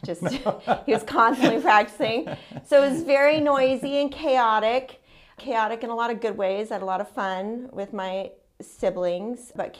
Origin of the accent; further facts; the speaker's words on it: San Francisco Bay Area, California, United States; I was born in San Francisco Bay Area and raised there. I lived in the same house until I was 19 years old.